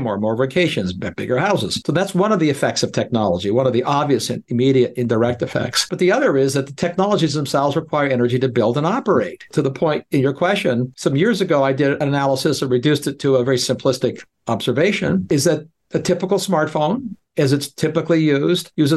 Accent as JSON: {"language": "English", "country": "Canada", "tie": "born or raised there", "moved": "as an adult", "said": "being a Canadian, growing up where it got much colder than 20 degrees below zero, it's one of the reasons, other than finding a job, that I left Canada years ago"}